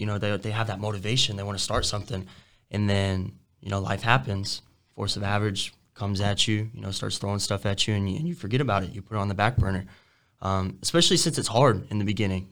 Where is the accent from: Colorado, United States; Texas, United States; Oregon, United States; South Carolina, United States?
Texas, United States; Denton; I grew up in in Denton. It's like 20 minutes from Frisco, which is all like suburbs of, of Dallas